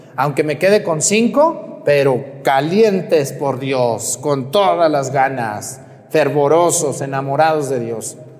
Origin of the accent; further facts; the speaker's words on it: Mexticacán, Jalisco, Mexico; moved away; Yo me acuerdo cuando era niño, allá en mi pueblo, en Mesticacán